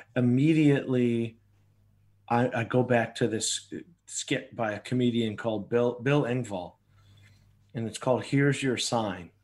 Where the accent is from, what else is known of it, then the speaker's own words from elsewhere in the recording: Canada; I'm Canadian